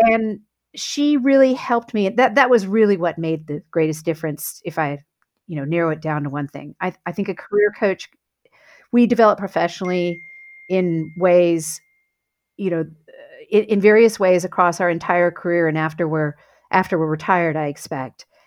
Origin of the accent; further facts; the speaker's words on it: south of Houston, Texas, United States; I grew up in Texas on a farm south of Houston